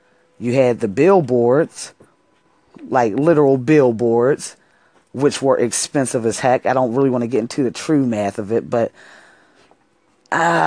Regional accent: Pittsburgh, Pennsylvania, United States; I'm from Pittsburgh, Pennsylvania

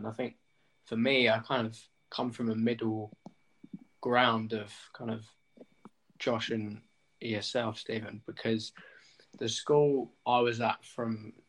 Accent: England, United Kingdom; I'm an English male in a class that is in a school 2 minutes from where I live, kind of.

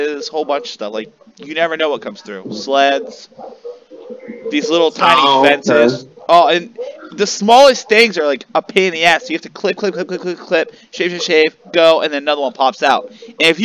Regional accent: Youngstown, Ohio, United States; I'm from the Youngstown area

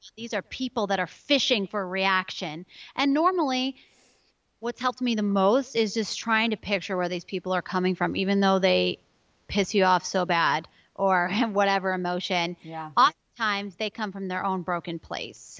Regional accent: Chicago, Illinois, United States; now in Oklahoma, United States; I come from Chicago, more winter weather gal

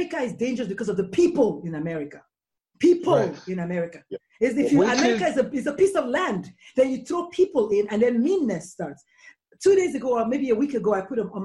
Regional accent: Nigeria; now in United States; I'm actually an import. I'm Nigerian and I emigrated here

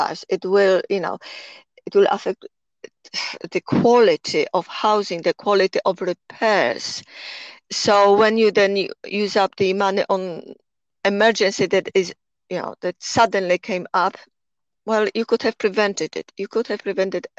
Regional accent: Poland; accent: Polish; English is a second language; moved away as an adult; also born or lived in Temple Hill, United Kingdom; now in United Kingdom; my accent, of course, I am Polish. I came to UK 40 years ago

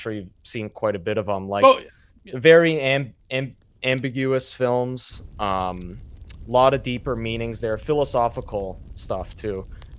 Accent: Southern Maine, United States; So I grew up in Southern Maine.

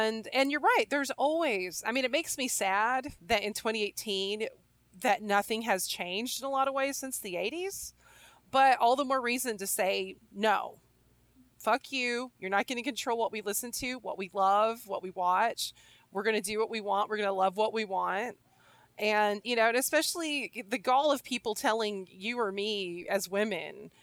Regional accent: the Bible Belt, United States; I grew up in the Bible Belt

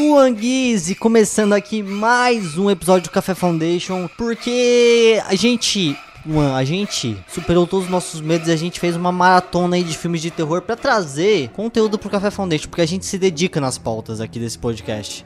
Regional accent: Brazil; A gente é brasileiro

